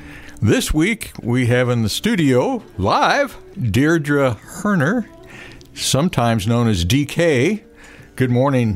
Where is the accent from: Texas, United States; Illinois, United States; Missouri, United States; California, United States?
Missouri, United States; Jefferson City; we're both from Jeff City